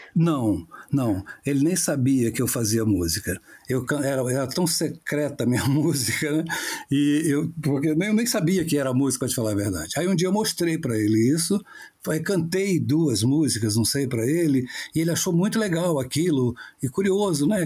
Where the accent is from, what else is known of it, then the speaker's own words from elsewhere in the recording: Paraty, Rio de Janeiro, Brazil; also born or lived in São Paulo; eu sou nascido e criado aqui em Paraty